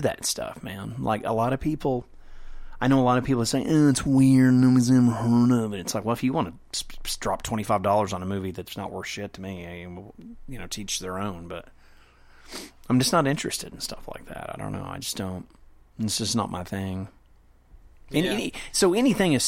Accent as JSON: {"language": "English", "country": "Canada", "said": "I'm from Canada."}